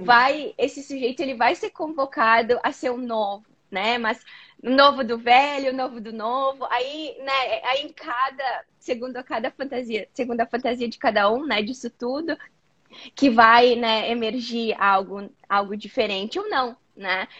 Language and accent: Portuguese; Caxias do Sul, Rio Grande do Sul, Brazil; moved away as an adult; now in United States; eu sou natural de Caxias do Sul, no Rio Grande do Sul, e acabei me mudando aqui para os Estados Unidos há mais ou menos dois anos e meio